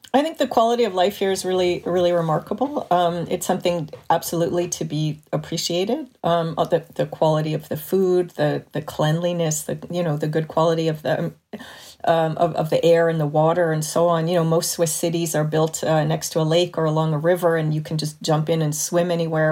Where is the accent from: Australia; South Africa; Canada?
Canada; Montreal, Quebec; now in Switzerland; When I grew up in Montreal in the seventies and eighties